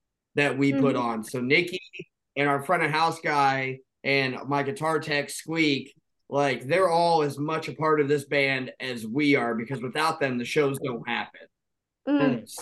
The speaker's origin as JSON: {"language": "English", "town": "Indianapolis", "region": "Indiana", "country": "United States", "said": "We're from Indianapolis, Indiana."}